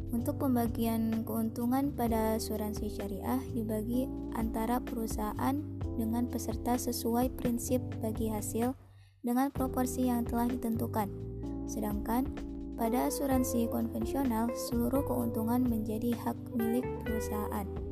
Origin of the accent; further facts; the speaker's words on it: Parung, West Java, Indonesia; Saya berasal dari Parung, Bogor